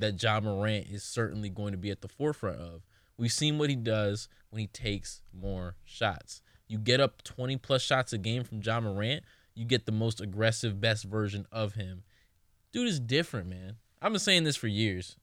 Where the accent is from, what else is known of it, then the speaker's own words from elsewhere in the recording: Memphis, Tennessee, United States; I'm from Memphis